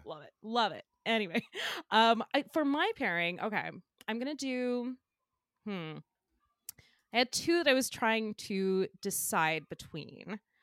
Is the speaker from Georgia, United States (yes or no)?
yes; Flowery Branch, Georgia, United States; moved away; I'm from outside of Atlanta. I'm from, uh, Flowery Branch.